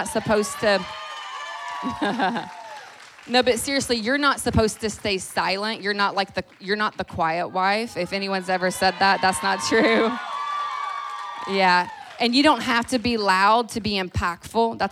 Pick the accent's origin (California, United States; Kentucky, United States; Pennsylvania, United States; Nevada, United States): Kentucky, United States; Louisville; now in Orange County, United States; I'm originally from Louisville